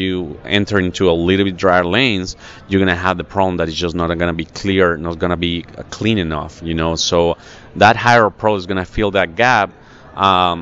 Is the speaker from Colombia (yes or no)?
yes; Colombia; moved away as an adult; now in United States; I am originally from Colombia